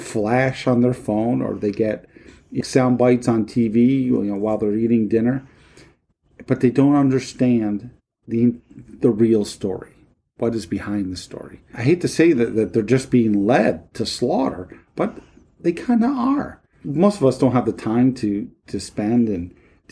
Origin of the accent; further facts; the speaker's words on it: United States; As an American citizen